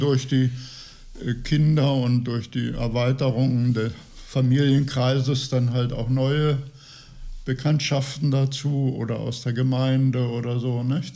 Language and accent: German; Göttingen, Lower Saxony, Germany; also born or lived in Sudetenland / Transfeld; now in Gifhorn, Germany; Ich bin in Göttingen geboren